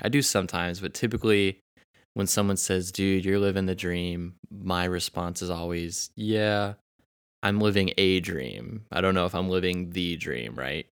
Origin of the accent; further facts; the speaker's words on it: Kansas City, United States; also born or lived in Arkansas; I'm also from Kansas City